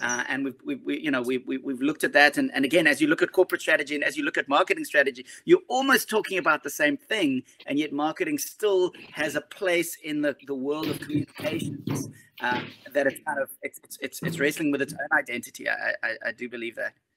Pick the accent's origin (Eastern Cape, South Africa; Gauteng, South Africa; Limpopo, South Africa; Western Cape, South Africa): Gauteng, South Africa; Johannesburg; now in Cape Town, South Africa; I grew up in Johannesburg. I live in Cape Town now